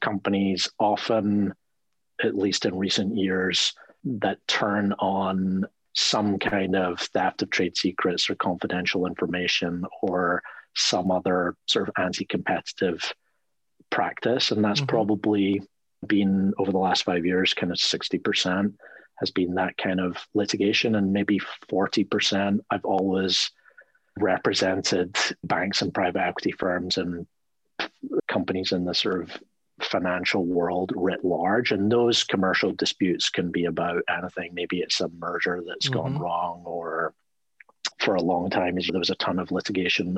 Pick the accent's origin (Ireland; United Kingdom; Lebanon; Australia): United Kingdom; Scotland; moved away as an adult; also born or lived in New York; now in United States; I grew up in Scotland